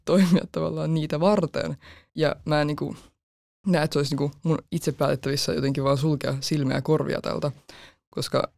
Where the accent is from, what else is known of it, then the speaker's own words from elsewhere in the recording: Helsinki, Uusimaa, Finland; Mä oon 18 ja mä oon Helsingistä lukioopiskelija.